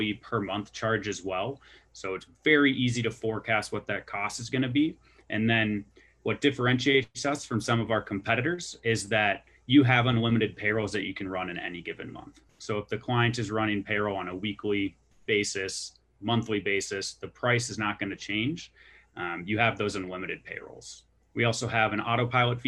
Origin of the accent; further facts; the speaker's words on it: Milwaukee, Wisconsin, United States; moved away as an adult; also born or lived in Kansas; now in Denver, United States; I'm from Milwaukee, Wisconsin, graduated from the University of Kansas, Rock Chalk. I'm based out here in Denver.